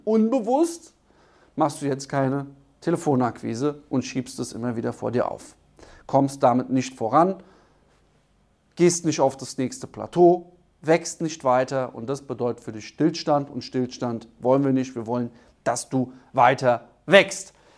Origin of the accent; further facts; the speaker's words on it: Germany; bei uns in Deutschland